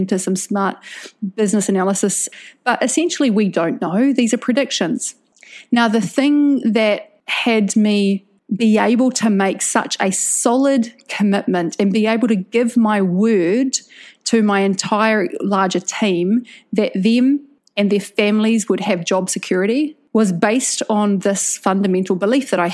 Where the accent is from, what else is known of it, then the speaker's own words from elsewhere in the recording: New Zealand; now in Indonesia; I'm a New Zealander